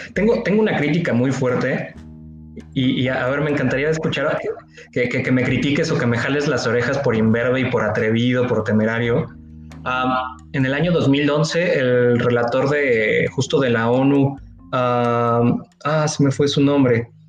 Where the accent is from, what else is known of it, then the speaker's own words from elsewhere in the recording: Mexico; como mexicano